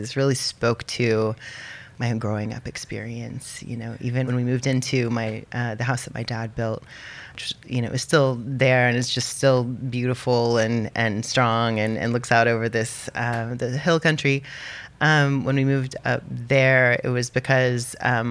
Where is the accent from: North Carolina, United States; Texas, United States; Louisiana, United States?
Texas, United States; Austin; I grew up here in Austin, and just a little bit west of Austin in a geodesic dome